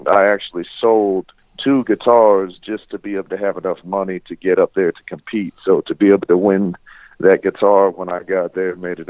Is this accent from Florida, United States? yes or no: yes; Florida, United States; I didn't inherit the fancy accent. I was born in Florida.